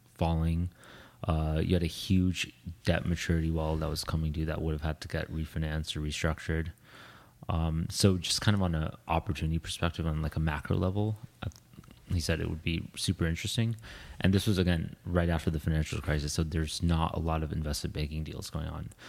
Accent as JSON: {"language": "English", "region": "Ohio", "country": "United States", "tie": "born or raised there", "also_born_or_lived": "India / London", "moved": "as an adult", "lives_now": "New York, United States", "said": "grew up in Ohio. Well, I was born in India"}